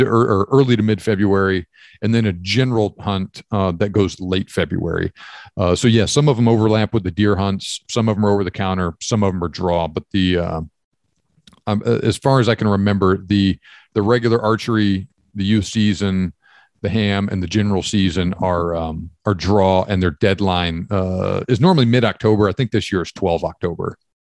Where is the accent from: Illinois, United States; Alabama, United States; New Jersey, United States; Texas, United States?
Texas, United States; East; also born or lived in Georgia; I grew up hunting in East Texas